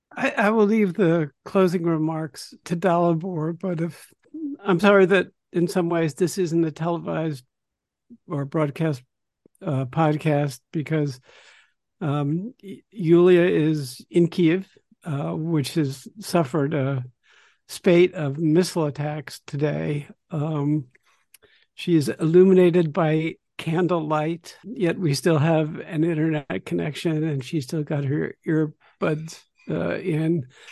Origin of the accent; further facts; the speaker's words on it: United States; as an American